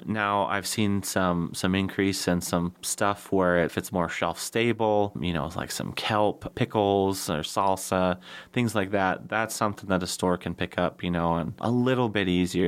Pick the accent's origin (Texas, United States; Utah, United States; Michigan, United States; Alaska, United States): Alaska, United States; Soldotna; as a kid growing up in Soldotna